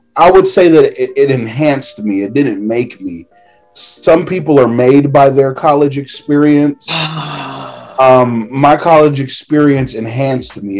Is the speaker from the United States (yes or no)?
yes; Orlando, Florida, United States; I'm from Orlando, Florida